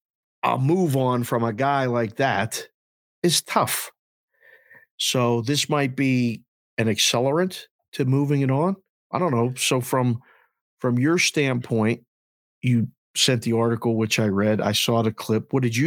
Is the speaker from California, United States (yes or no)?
no; Pittsburgh, Pennsylvania, United States; No, I'm from Pittsburgh.